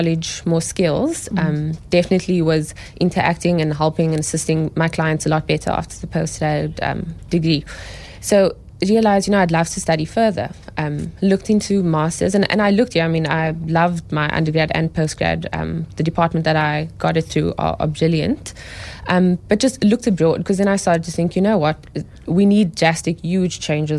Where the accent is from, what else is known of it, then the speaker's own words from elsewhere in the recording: Cape Town, Western Cape, South Africa; I grew up in Cape Town, yeah. Went to school here